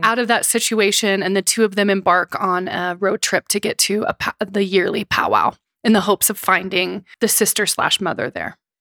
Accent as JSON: {"language": "English", "area": "Seneca-Cayuga Nation", "region": "Oklahoma", "country": "United States", "moved": "yes", "lives_now": "New York, United States", "said": "I am from the Seneca-Cuga Nation in Oklahoma"}